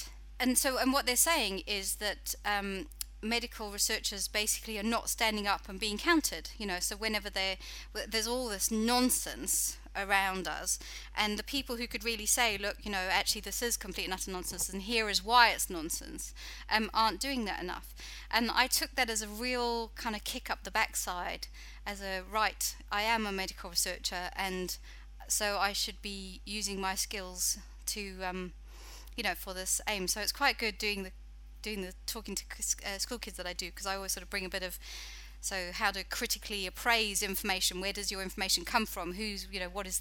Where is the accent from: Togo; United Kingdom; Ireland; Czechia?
United Kingdom; moved away as an adult; now in New Zealand; For anybody who doesn't understand my accent, I'm actually British